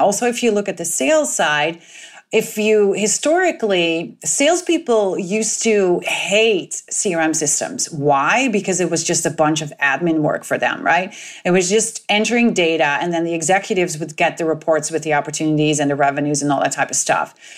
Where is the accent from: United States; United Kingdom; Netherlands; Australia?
Netherlands; moved away; I am originally from the Netherlands